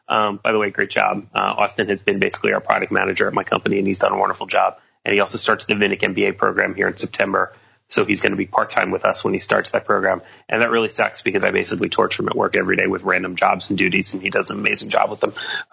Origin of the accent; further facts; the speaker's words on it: Canada; I'm very Canadian. My fellow Canadian.